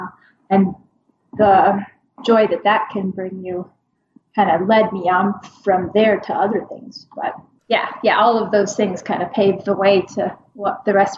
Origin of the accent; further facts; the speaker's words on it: Minnesota, United States; So I grew up in Minnesota, like, as I said, so I'm pretty used to the kind of constant seasons, and that's very much, it's very much the opposite up there.